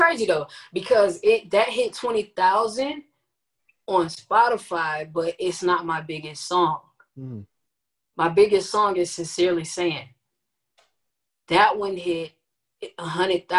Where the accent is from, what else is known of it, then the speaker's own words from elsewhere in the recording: Orlando, Florida, United States; being from Orlando